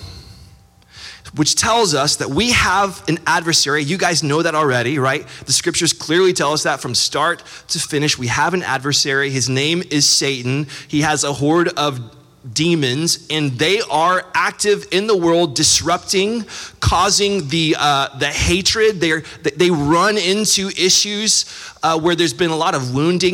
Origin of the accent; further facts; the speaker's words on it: Austin, Texas, United States; I grew up in Austin, Texas